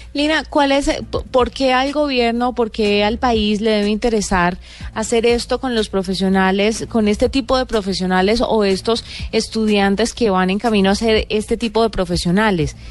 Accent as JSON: {"language": "Spanish", "country": "Colombia", "said": "como buenos colombianos"}